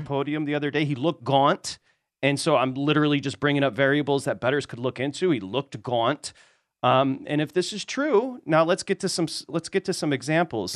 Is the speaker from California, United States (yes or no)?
no; Michigan, United States; I'm from Michigan, Midwest here